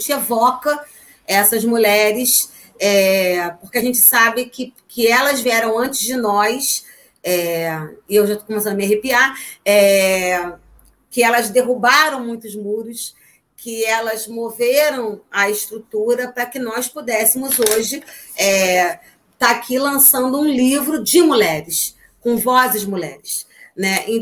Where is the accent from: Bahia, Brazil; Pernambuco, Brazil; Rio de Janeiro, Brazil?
Rio de Janeiro, Brazil; Niterói; a gente é de Niterói, mas como eu costumo dizer, Niterói é adjacências, né?